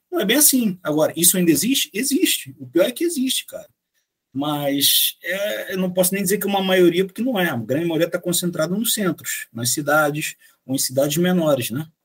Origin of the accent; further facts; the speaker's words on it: Bolivia; pô, cara, eu vim da Bolívia, mas minha família é de origem italiana.